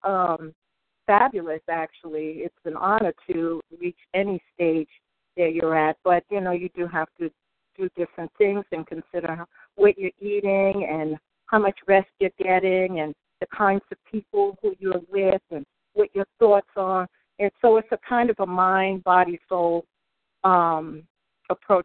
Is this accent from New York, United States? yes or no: yes; New York City, New York, United States; moved away; also born or lived in Oakland, California; I grew up in New York, in Brooklyn, Harlem in Brooklyn